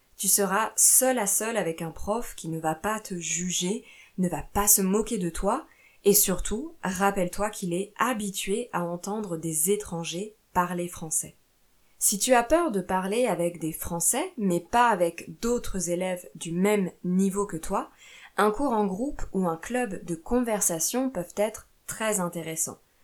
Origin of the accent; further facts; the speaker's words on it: France; also born or lived in Italy / Portugal / Brazil